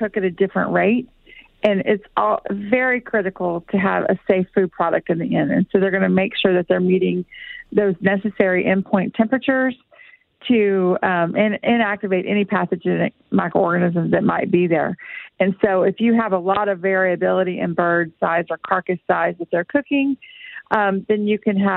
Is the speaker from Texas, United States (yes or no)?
yes; Texas, United States; moved away; I'm from Texas. I'm originally from Texas